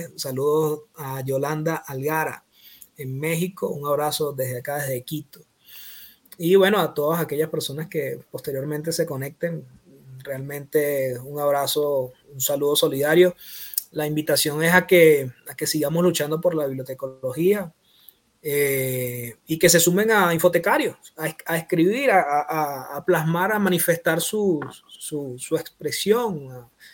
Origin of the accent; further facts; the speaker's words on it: Caracas, Capital District, Venezuela; moved away as an adult; now in Ecuador; soy caraqueño, caraquista, ciudadano, bibliotecólogo, locutor, padre, caminante, soñador